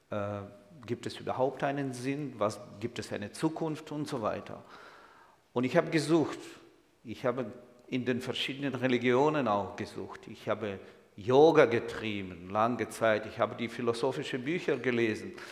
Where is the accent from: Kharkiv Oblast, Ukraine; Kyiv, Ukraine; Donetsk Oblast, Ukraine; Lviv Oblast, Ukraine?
Kyiv, Ukraine; ich bin Jude. Ich komme ausgerechnet nicht aus Israel, sondern aus der Ukraine. Kennen Sie so ein Land? Ukraine, irgendwo weit im Osten. Ich bin in der Hauptstadt Kiew geboren und aufgewachsen